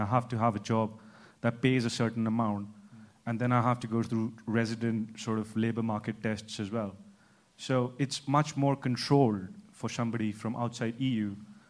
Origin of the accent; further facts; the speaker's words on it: India; moved away as an adult; now in United Kingdom; I'm originally from India, and I have a work permit to work here.